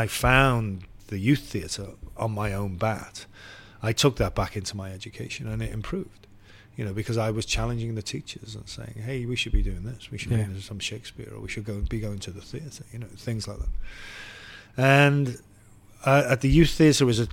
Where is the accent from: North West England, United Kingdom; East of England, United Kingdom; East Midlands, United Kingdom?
North West England, United Kingdom; Liverpool; growing up in Liverpool was it's a city that takes the arts seriously